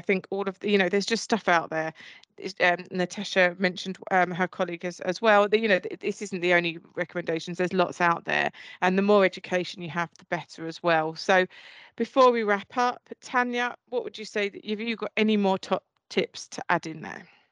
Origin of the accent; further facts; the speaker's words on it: Essex, East of England, United Kingdom; I'm from Essex